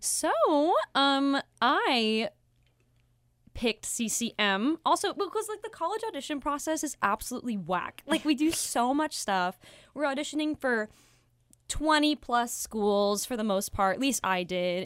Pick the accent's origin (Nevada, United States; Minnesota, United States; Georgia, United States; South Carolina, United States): Nevada, United States; Las Vegas; moved away; I am from Las Vegas, Nevada.